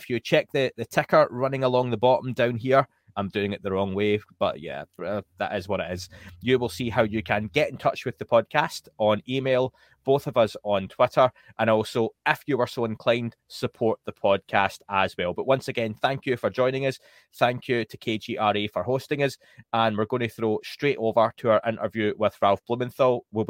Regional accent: Scotland, United Kingdom; now in England, United Kingdom; we are based in the UK. Myself, I'm from Scotland. I live in England.

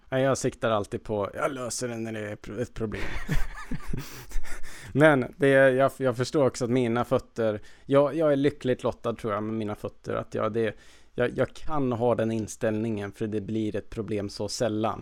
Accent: Värmland, Sweden; moved away; jag brukar ju först fira jul med min familj hemma i Värmland

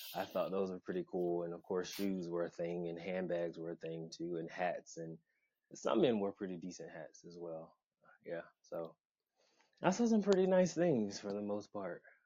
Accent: Atlanta, Georgia, United States; also born or lived in Augusta, Georgia; now in Baltimore, United States; I was born uh, in Augusta, Georgia, and I spent my beginning years in a town not far from there, but my family then moved uh, to Atlanta. So all three of those places I call home, but mostly Atlanta, Georgia

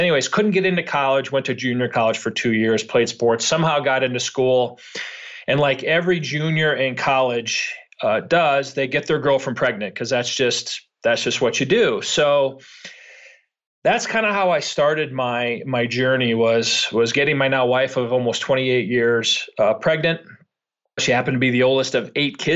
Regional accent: Chicago, Illinois, United States; born and raised in Chicago, was not a great student.

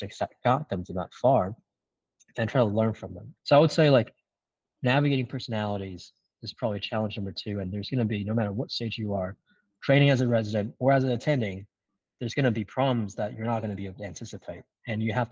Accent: China; moved away; also born or lived in Singapore; I came from an immigrant family. I grew up in China

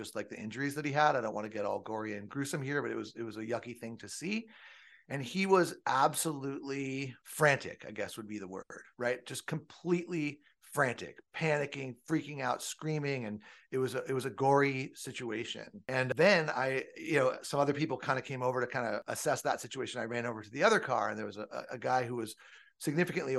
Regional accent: Southern California, United States; I grew up in Southern California.

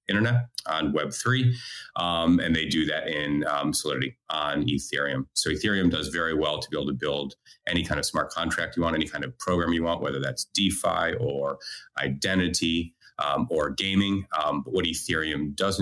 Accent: United States; moved away as an adult; also born or lived in Australia; now in Israel; I'm originally American, moved to Australia in 2004

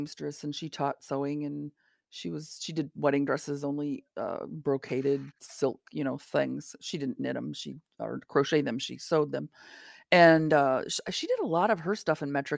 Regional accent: United States; we Americans

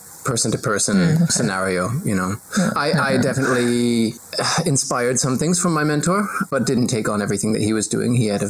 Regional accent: Seattle, Washington, United States; now in New Zealand; I grew up in Seattle, where that's just what we drink instead of water.

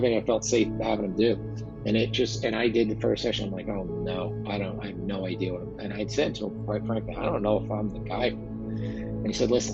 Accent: New Jersey, United States; As you could tell by my exotic accent, I am from New Jersey

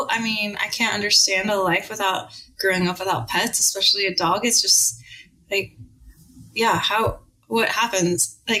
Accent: Las Vegas, Nevada, United States; moved away as an adult; also born or lived in Oregon / England; I grew up in Las Vegas

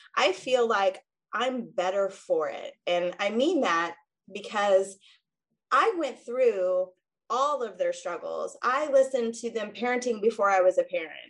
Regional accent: two hours north of St. Louis, Missouri, United States; moved away as an adult; also born or lived in Kansas City; now in St. Louis, United States; I actually grew up two hours north of St. Louis

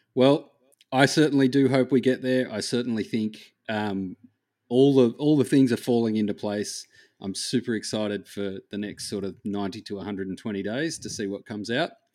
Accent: Australia; I am Australian

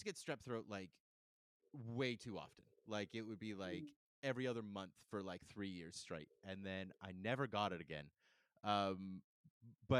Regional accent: Calgary, Alberta, Canada; also born or lived in Saskatoon; now in Vancouver, Canada; I grew up in Calgary

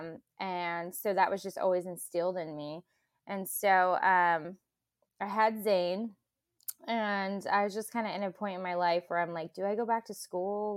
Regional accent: Clovis, California, United States; I'm from Central California, so Clovis

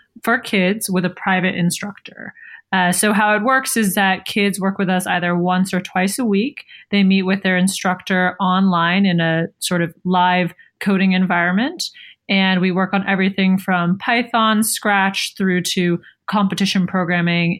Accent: Palo Alto, California, United States; I'm from Palo Alto, which is traditionally a very tech-savvy community. But when I was growing up, there was only one computer science class offered at my public high school.

